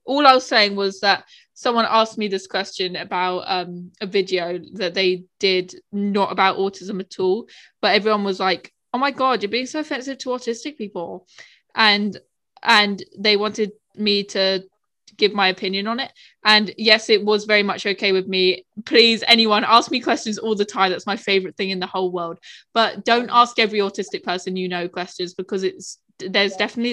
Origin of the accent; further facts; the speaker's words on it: United Kingdom; I'm British